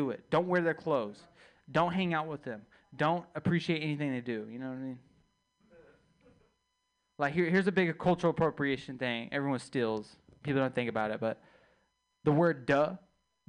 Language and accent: English; Texas, United States; I'm from Texas